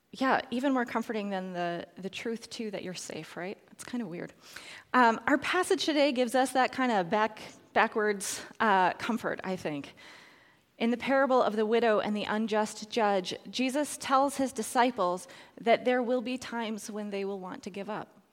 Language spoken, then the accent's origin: English; Edmonton, Alberta, Canada; the Mennonite church had started the recycling program in Edmonton, so that's my hometown